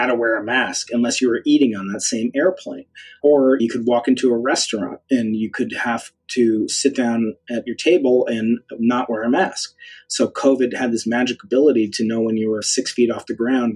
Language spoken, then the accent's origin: English; United States; my identity as an American